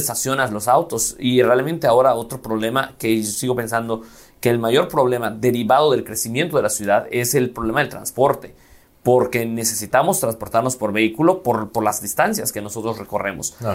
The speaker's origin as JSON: {"language": "Spanish", "town": "Mérida", "region": "Yucatán", "country": "Mexico"}